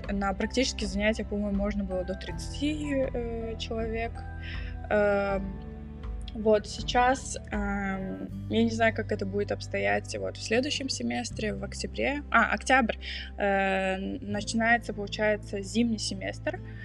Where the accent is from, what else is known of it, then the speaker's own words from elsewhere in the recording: Kazakhstan; now in Germany; я сама из Казахстана, но живу и учусь в Германии